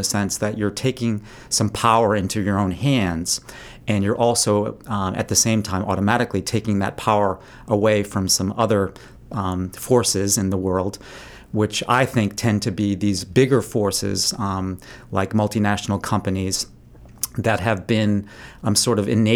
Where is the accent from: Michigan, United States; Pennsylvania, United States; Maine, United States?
Maine, United States; also born or lived in Chicago, Illinois; I was born in Chicago, so I'm not officially a real Mainer, but I moved here when I was about 2 years old, so I'm pretty close.